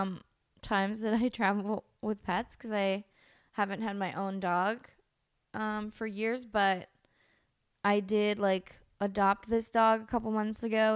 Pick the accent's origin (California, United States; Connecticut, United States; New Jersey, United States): California, United States; El Sobrante; born or raised there; also born or lived in Oakland, California